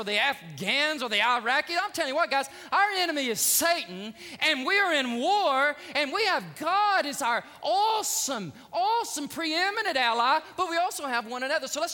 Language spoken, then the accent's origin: English; Alabama, United States; my hometown of state of Alabama